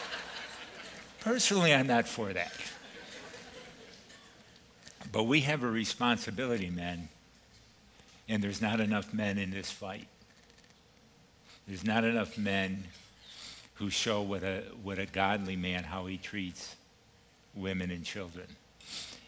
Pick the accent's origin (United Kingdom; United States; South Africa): United States; East Coast; moved away; I'm originally from the East Coast, so I'm going to use a little East Coast phraseology here